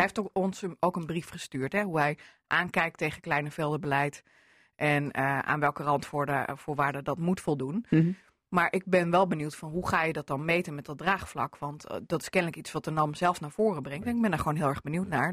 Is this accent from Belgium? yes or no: no; Groningen, Netherlands; vlak over de grens bij ons in Groningen